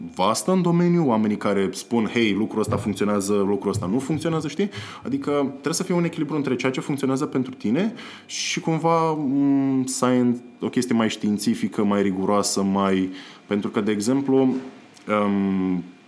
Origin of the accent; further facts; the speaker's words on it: Constanța, Constanța County, Romania; moved away as an adult; eu vin din Constanța și când eram în Constanța, uh, pentru cineva de vârsta mea care era la facultate